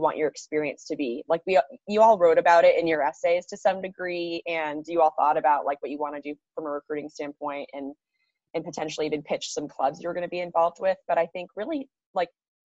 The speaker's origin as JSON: {"language": "English", "region": "California", "country": "United States", "said": "I'm from California."}